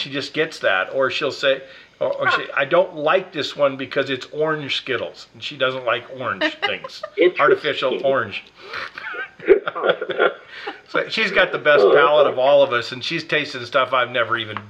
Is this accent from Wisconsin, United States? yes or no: yes; Wisconsin, United States; I'm from Wisconsin